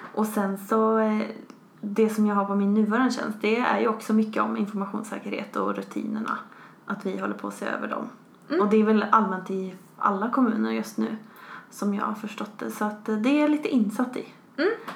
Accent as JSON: {"language": "Swedish", "town": "Västerås", "region": "Västmanland", "country": "Sweden", "moved": "as an adult", "lives_now": "Skövde, Sweden", "said": "jag kommer från Västerås ursprungligen"}